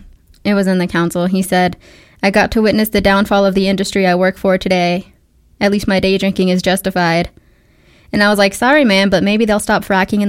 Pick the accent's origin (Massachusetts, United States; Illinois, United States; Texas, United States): Texas, United States; Midland; Because I'm from Midland.